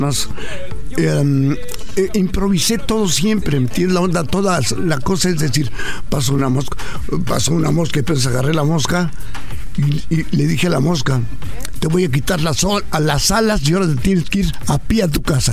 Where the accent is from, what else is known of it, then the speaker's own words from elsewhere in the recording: Ciudad Juárez, Chihuahua, Mexico; Nací, nací en Ciudad Juárez, Chihuahua, en el año de 1931.